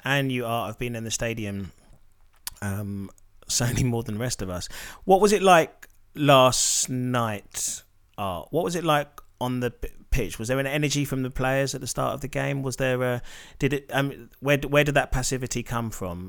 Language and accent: English; Nigeria; as a Nigerian